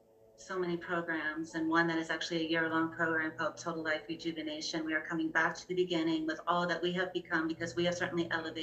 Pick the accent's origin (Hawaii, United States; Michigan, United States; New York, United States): New York, United States; moved away as an adult; We're from New York originally. We're New Yorkers and we like to walk.